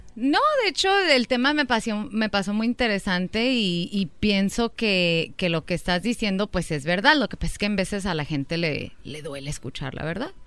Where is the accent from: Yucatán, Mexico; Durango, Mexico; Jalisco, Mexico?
Durango, Mexico; somos de Durango